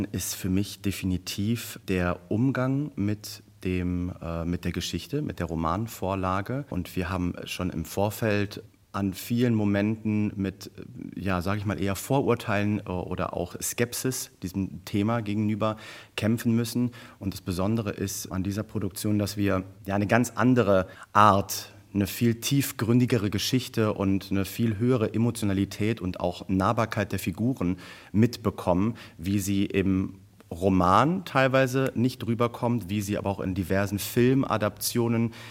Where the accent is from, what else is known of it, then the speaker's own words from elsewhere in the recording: Wuppertal, North Rhine-Westphalia, Germany; in meiner Heimatstadt, in meinem Heimatwohnort äh, Wuppertal an der Oper spielen zu dürfen